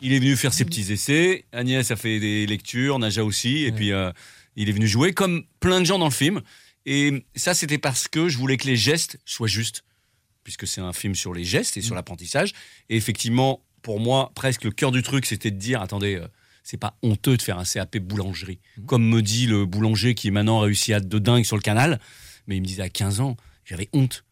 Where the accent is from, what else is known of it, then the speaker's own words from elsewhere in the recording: Drôme, Auvergne-Rhône-Alpes, France; also born or lived in Lyon; je suis lyonnais et grandi dans la Drôme, donc moi je viens de l'Est